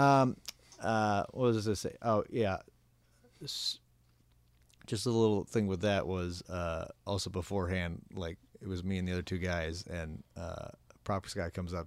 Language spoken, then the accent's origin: English; Minnesota, United States; now in Los Angeles, United States; Minnesota, I'd like to get my hometown